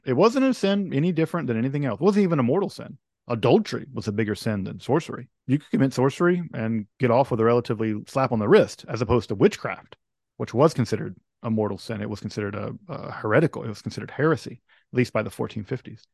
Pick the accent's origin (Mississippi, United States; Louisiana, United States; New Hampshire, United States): Mississippi, United States; a fellow, uh, Mississippian, I'm from Mississippi